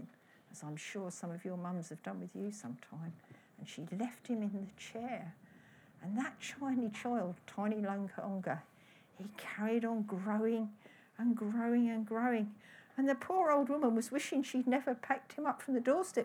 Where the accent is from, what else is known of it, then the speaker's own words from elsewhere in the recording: Cornwall, South West England, United Kingdom; as Cornish children, that we've got our own kind of fairies, and they're the piskies